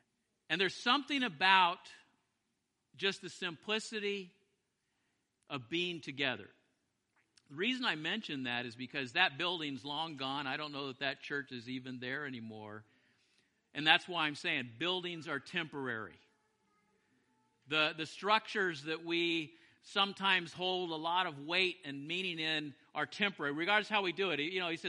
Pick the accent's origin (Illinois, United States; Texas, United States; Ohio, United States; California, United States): Texas, United States; Big Spring; I was born in Big Spring, Texas, and I spent probably total 10 years of my life in Big Spring, Texas.